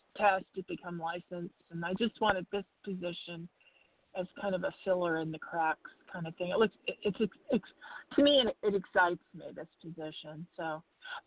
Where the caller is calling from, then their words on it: Southern Arizona, United States; I'm calling from Southern Arizona.